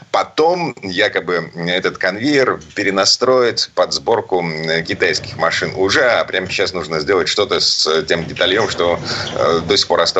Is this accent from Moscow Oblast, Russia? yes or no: no; Saint Petersburg, Russia; из Питера